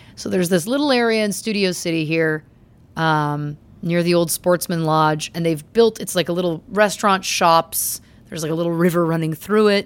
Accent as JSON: {"language": "English", "country": "Canada", "said": "I'm Canadian"}